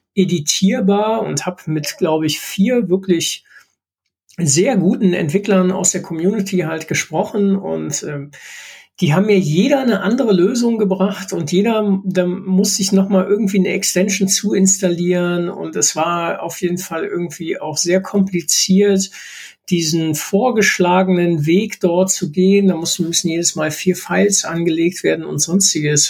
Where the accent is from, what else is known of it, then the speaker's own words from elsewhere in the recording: Duisburg, North Rhine-Westphalia, Germany; ich komme hier aus Duisburg